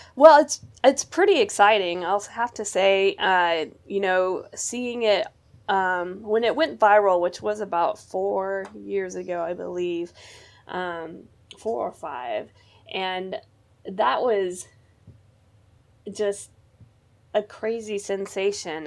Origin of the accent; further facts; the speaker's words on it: Missouri, United States; my hometown here where I live in Missouri